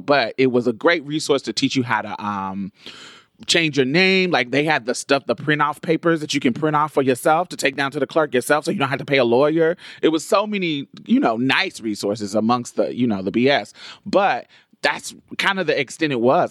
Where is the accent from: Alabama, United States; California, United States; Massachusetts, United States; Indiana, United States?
Indiana, United States; Indianapolis; now in Houston, United States; we grew up in Indianapolis, and when I moved to Houston, she moved with me